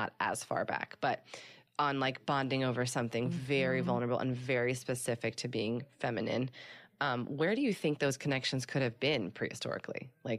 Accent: Midwest, United States; it goes back to the different kind of bonding where I grew up and in the Midwest compared to out here

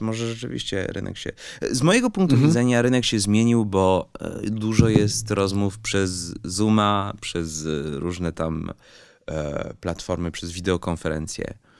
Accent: Switzerland; moved away; also born or lived in France; wychowałem się w Szwajcarii

